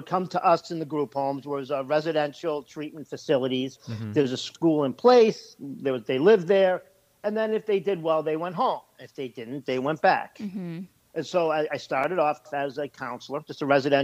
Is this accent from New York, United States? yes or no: no; Belmont, Massachusetts, United States; moved away as an adult; also born or lived in Hoboken, New Jersey; now in West Milford, United States; I grew up in Belmont, Mass., like near Cambridge, right outside, like 5 minutes from Harvard, but in Belmont